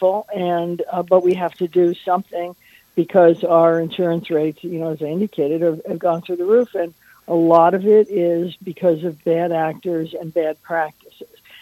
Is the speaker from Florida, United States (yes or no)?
yes; Naples, Florida, United States; so I'm in my hometown